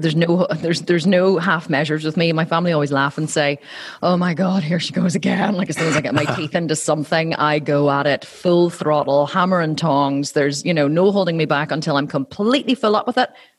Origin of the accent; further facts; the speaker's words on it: Ireland; accent: Irish; my fellow Irishmen.